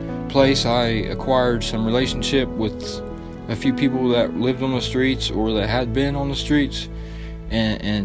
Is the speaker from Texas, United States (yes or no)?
no; Sabina, Ohio, United States; also born or lived in Wilmington, Ohio; I come from a little town called Sabina. I was born in Wilmington, Ohio, which that's where I was at before I came here.